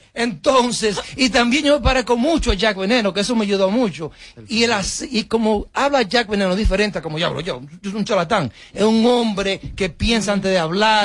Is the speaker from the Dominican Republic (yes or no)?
yes; Baitoa, Santiago, Dominican Republic; moved away; also born or lived in New York; yo vine de un campo de Baitoa, que todavía no hay agua allá.